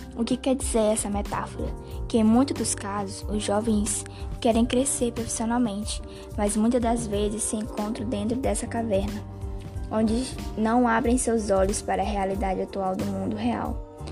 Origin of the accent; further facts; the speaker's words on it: Zé Doca, Maranhão, Brazil; now in Parauapebas, Brazil; sou natural de Zedoca, Maranhão, moro atualmente aqui em Paraupebas, atrás de oportunidade